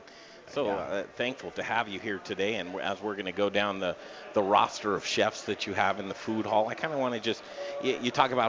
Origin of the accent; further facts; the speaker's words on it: Denver, Colorado, United States; When I was a kid here growing up in Denver